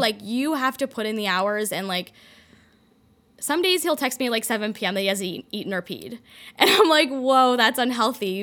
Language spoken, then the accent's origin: English; Toronto, Ontario, Canada; moved away; also born or lived in London, Ontario; I was born in Toronto, went to college in London, Ontario